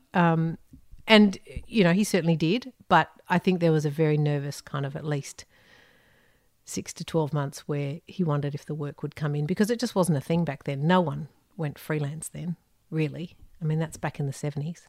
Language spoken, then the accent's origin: English; Sydney, New South Wales, Australia; moved away as an adult; also born or lived in United Kingdom; in Sydney. in northern beaches in Sydney